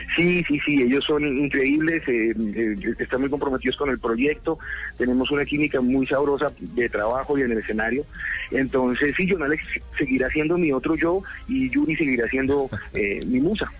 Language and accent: Spanish; Colombia; lo que veía que pasaba en mi país